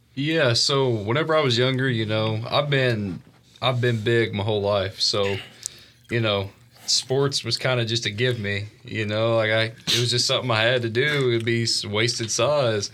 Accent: Evansville, Indiana, United States; moved away; I'm from uh, Evansville, Indiana.

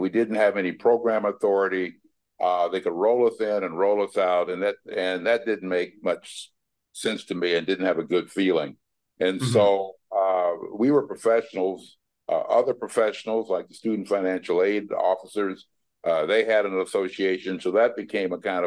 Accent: Pueblo, Colorado, United States; moved away as an adult; also born or lived in Chicago / Milwaukee; now in Washington, D.C., United States; I grew up in Chicago and Colorado, Pueblo specifically, graduated from Pueblo Catholic High School

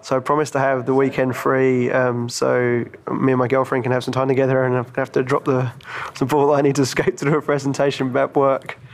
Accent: London, United Kingdom; moved away; We are in London, my hometown

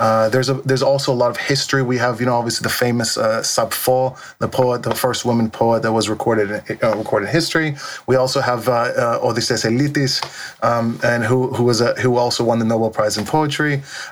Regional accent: Natchez, Mississippi, United States; also born or lived in Lesbos, Greece; now in London, United Kingdom; we were born and raised there. We were actually born and raised in Mississippi, and so it was a small little town called Natchez. I grew up there

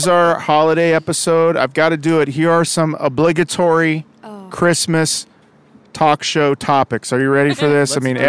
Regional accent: Overland Park, Kansas, United States; born or raised there

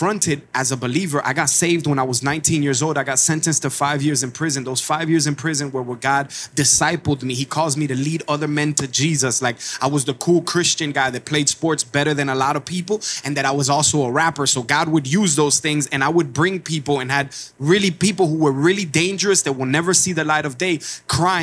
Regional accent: Miami, Florida, United States; I came from Cuba in my mama's belly. 1980, Mariel Boatlift, as a Cuban immigrant in a city in Miami, Florida

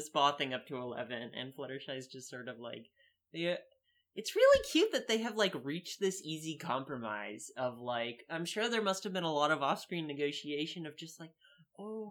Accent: Midwest, United States; accent: Midwestern; my Midwestern accent

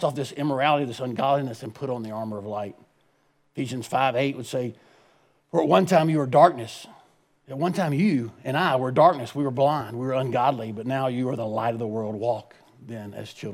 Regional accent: United States; I was born and raised in America

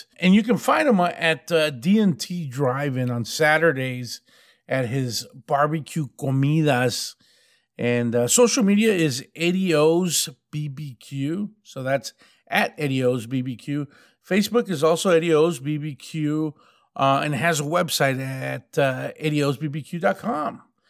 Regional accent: Texas, United States; Growing up in West Texas, this is the type of grub that I grew up eating, so I have a deep connection to it.

